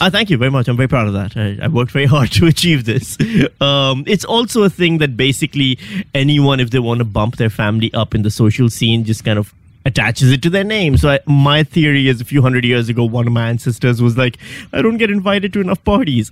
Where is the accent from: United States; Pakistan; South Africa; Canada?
Pakistan; moved away as an adult; also born or lived in Western Australia; now in Melbourne, Australia; I'm from Pakistan.